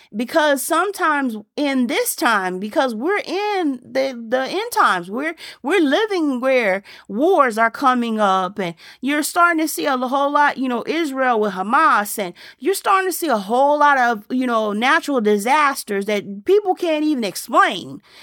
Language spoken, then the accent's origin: English; Germany; moved away; I was growing up in Germany.